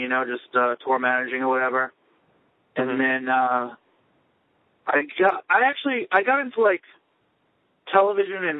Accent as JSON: {"language": "English", "area": "Long Island", "region": "New York", "country": "United States", "tie": "born or raised there", "said": "We grew up on Long Island together in the same music scene."}